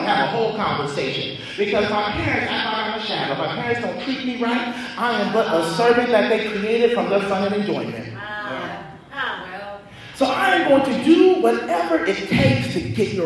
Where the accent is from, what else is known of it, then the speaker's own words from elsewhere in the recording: Columbus, Ohio, United States; I'm from Columbus